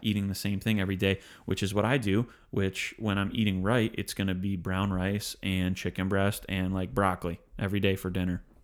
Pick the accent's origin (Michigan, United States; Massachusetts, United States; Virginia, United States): Michigan, United States; growing up in Michigan